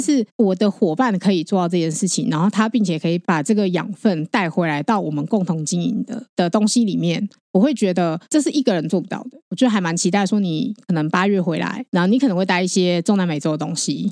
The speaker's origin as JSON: {"language": "Chinese", "country": "Taiwan", "said": "我们其实台湾人"}